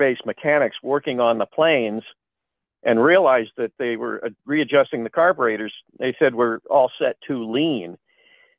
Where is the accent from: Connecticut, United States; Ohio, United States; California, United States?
Ohio, United States; Cleveland; I grew up in Cleveland, and we didn't have as many movie channels